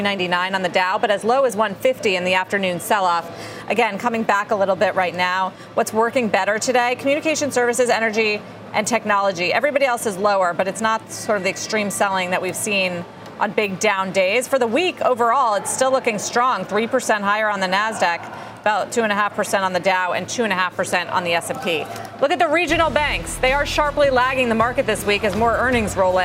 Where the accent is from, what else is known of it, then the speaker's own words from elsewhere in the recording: Cincinnati, Ohio, United States; my hometown of Cincinnati